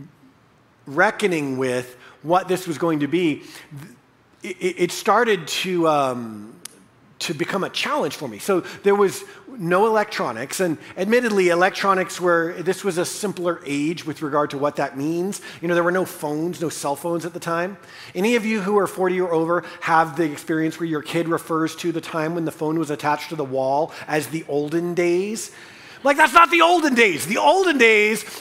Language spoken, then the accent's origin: English; United States; we as American evangelical Christians